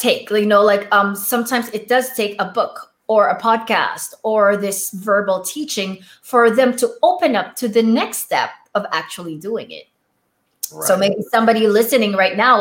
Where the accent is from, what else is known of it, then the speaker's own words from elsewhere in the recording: Philippines; accent: foreign accent; first language Tagalog; English is a second language; moved away; my first language is Filipino, it's Tagalog